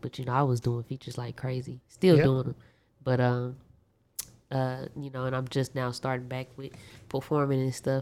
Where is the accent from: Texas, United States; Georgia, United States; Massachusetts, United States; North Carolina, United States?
Texas, United States; Austin; also born or lived in Dallas, Texas; I was born in Dallas, but I was raised down here in Austin